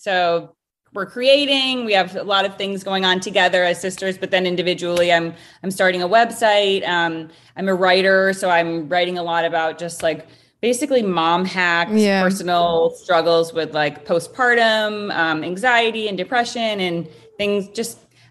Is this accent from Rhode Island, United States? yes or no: yes; Rhode Island, United States; moved away; originally I am from Rhode Island.